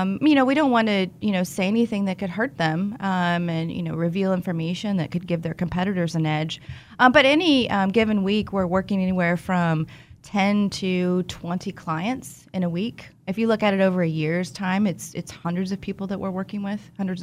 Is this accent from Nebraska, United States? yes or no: no; Wichita, Kansas, United States; I'm from Wichita.